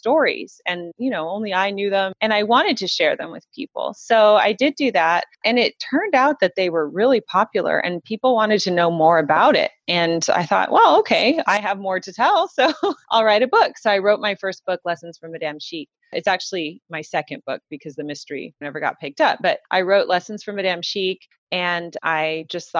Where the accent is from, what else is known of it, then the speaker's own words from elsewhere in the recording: Southern California, United States; I'm from Southern California. And, you know, Southern California and Paris, two very different places. Southern California, very casual. I just grew up with a very casual life